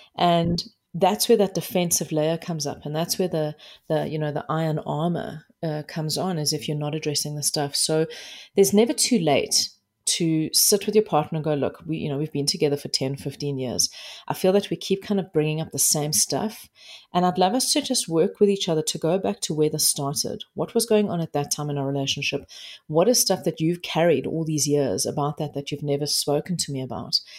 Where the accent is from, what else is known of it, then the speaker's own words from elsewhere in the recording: South Africa; I am South African